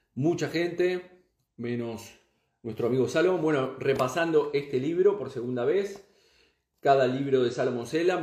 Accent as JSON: {"language": "Spanish", "country": "Uruguay", "tie": "born or raised there", "moved": "as an adult", "lives_now": "Spain", "said": "soy uruguayo, soy nacido en Uruguay y vivo en España ya desde aproximadamente unos 20 años, 19 años"}